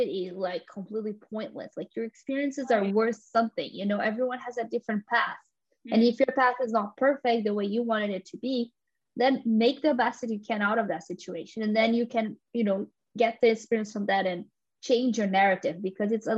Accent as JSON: {"language": "English", "region": "São Paulo", "country": "Brazil", "tie": "born or raised there", "moved": "yes", "lives_now": "London, United Kingdom", "said": "I grew up in Sao Paulo and then I moved to London"}